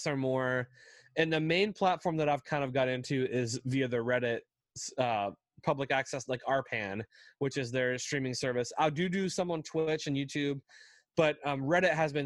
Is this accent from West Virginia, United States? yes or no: yes; West Virginia, United States; I grew up in West Virginia, which is a very small state in the U.S.